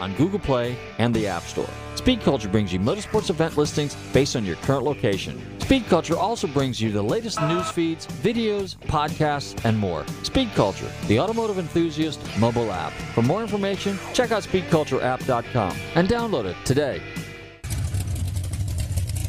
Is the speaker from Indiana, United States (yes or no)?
no; California, United States; when I grew up in California